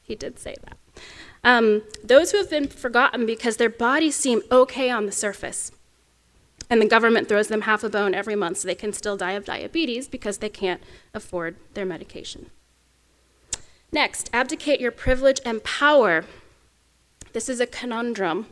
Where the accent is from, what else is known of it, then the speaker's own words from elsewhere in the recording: Oklahoma, United States; accent: Oklahoma; my home state of Oklahoma